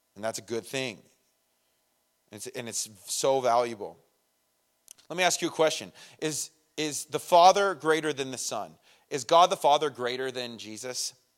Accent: Redlands, California, United States; we're both from Redlands

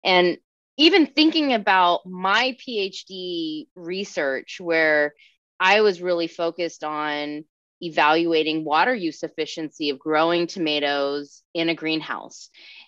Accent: California, United States; now in Tucson, United States; here I am in Tucson, Arizona. I came from California.

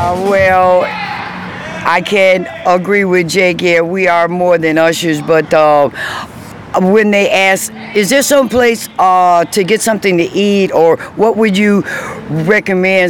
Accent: Chicago, Illinois, United States; my hometown, Chicago, born and raised

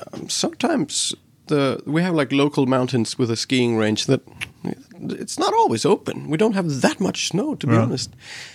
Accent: Reykjavik, Capital Region, Iceland; English is a second language; I grew up in Reykjavik, which is the capital, and also like where one third of the population lives.

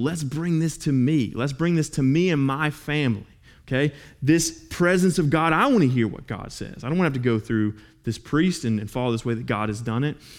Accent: Los Angeles, California, United States; moved away; we'd actually just moved back to uh, my hometown in L

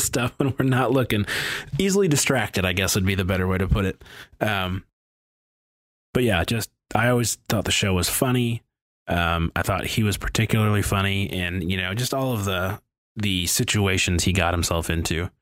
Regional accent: Detroit, Michigan, United States; growing up in the Detroit area

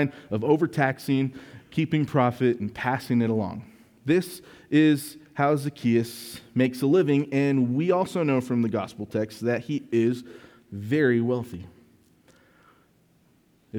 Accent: West Texas, United States; I'm from West Texas. I was born here.

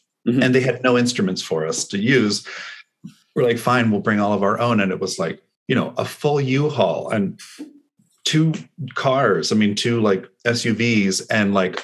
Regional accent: Los Altos, California, United States; I grew up in San Francisco Bay, California. I grew up in Los Altos.

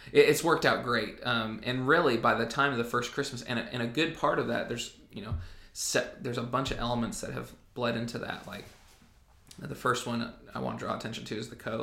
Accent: Southern Illinois, United States; moved away as an adult; now in Jackson, United States; I grew up in Southern Illinois

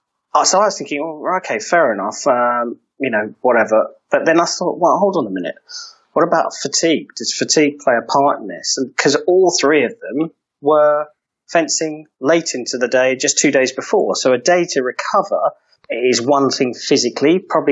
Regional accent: Wales, United Kingdom; And what it meant for us as the Welsh men's foil team was that we often performed way above our individual ability

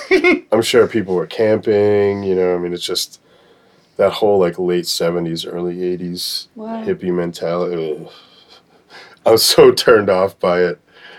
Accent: Boston, Massachusetts, United States; born there; So I was born in Boston.

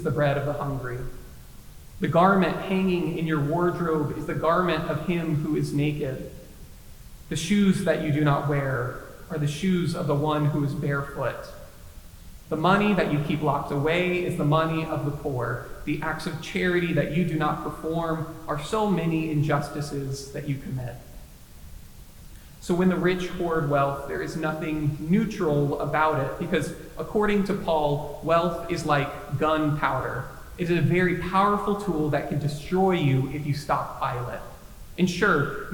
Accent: the Bible Belt, United States; My pastor growing up in the Bible Belt

